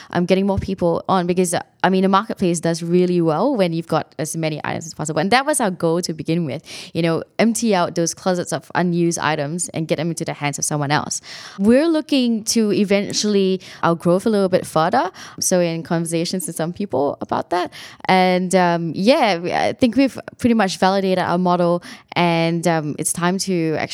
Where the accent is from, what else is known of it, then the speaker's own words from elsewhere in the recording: Singapore; moved away; I, I came here from Singapore. Um, it was a little bit different for me. It's a bit of a culture shock in some ways